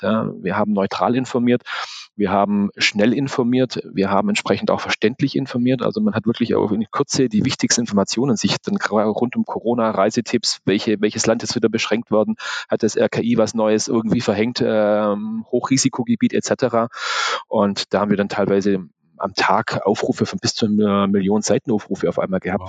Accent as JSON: {"language": "German", "region": "Swabia", "country": "Germany", "said": "ich bin Schwabe"}